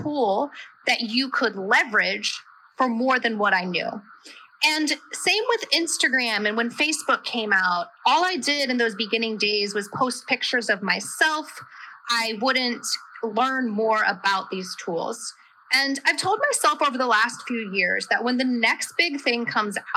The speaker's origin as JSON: {"language": "English", "town": "Centerville", "region": "Ohio", "country": "United States", "tie": "born or raised there", "said": "I'm from Centerville"}